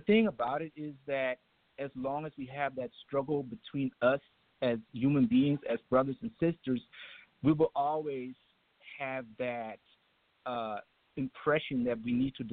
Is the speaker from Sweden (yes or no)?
no; Germany; now in Atlanta, United States; I had to overcome a lot of racism myself growing up in Germany